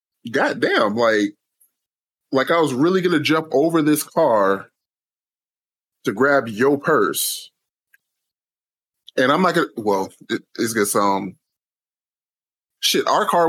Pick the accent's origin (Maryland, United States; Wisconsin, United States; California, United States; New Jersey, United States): California, United States; I'm from California.